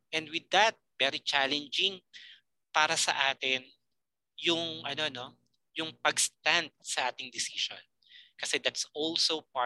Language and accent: Tagalog; Philippines; Being a Filipino